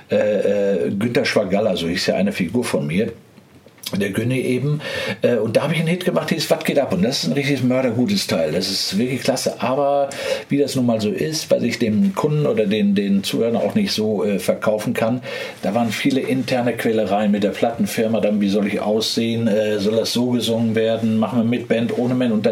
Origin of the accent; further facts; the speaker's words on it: Bochum, North Rhine-Westphalia, Germany; Ich komme aus Bochum